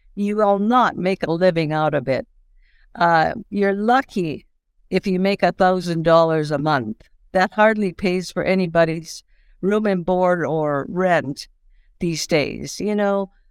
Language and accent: English; Saddle Lake Reserve, Alberta, Canada; now in Saskatchewan, Canada; I'm originally from Salt Lake Reserve, Alberta. I presently live in Saskatchewan, and, um, I'm Cree